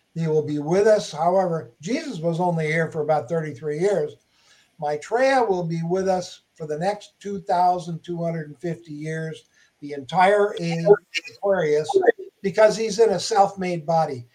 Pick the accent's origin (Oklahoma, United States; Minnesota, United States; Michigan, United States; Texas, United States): Minnesota, United States; moved away as an adult; now in Huntington Beach, United States; I grew up in Minnesota, shoveling snow